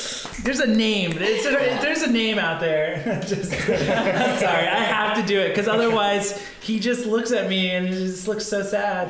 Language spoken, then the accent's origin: English; East Coast, United States; Well, I'm from the East Coast.